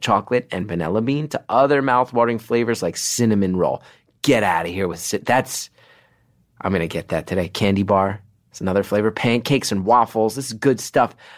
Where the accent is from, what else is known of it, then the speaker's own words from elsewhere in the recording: New York, United States; my New Yorkers, my hometown, my home base, my people